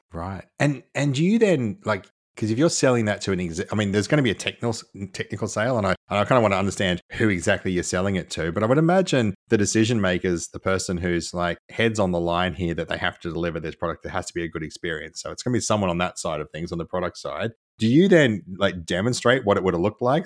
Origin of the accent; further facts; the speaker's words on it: Australia; accent: nasal; I'm Australian and I try really hard to lose my nasal accent